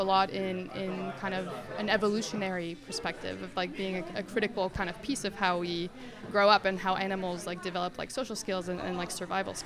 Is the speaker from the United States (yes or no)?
no; Mexico; English is a second language; moved away as an adult; now in Canada; I grew up in Mexico, and I moved to Canada when I was 18